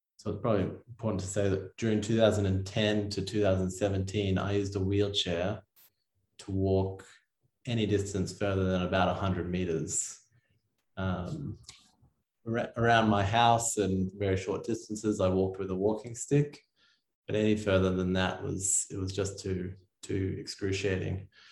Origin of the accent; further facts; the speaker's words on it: Sydney, New South Wales, Australia; I grew up in Sydney, Australia